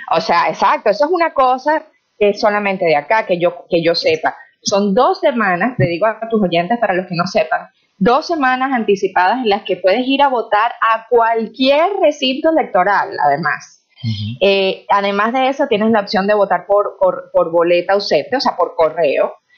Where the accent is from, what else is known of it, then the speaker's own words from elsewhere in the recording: Venezuela; moved away as an adult; now in United States; como venezolana